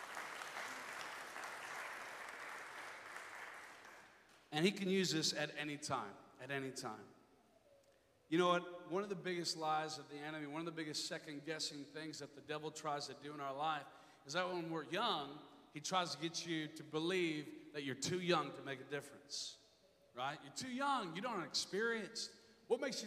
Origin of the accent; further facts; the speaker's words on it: Inver Grove Heights, Minnesota, United States; I grew up in Minnesota area in kind of a suburban, kind of rural part. It's called Invergrove Heights